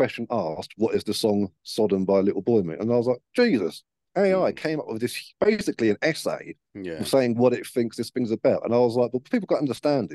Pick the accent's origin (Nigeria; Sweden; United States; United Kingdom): United Kingdom; as a British man